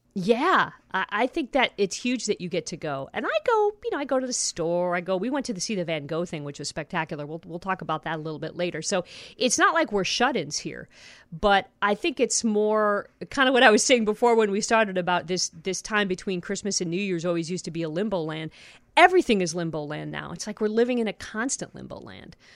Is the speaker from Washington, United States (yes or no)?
no; Ohio, United States; moved away; I grew up in Ohio.